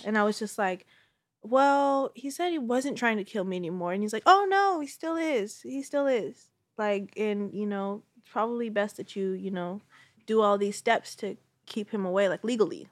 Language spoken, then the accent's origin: English; Bay Area, California, United States; I'm a Bay Area native